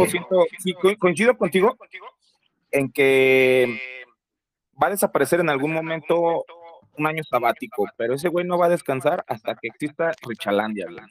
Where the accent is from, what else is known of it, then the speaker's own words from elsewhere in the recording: Mexico; como buenos mexicanos tenemos el güey en la boca